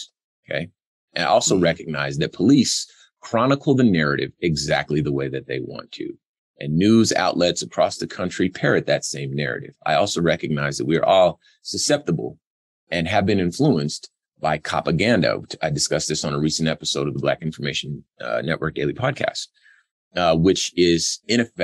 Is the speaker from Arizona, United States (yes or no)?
no; Compton, California, United States; I'm from Compton, California